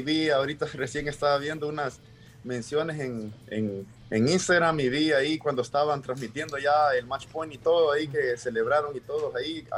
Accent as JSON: {"language": "Spanish", "country": "El Salvador", "said": "represento una bandera y represento a Salvador"}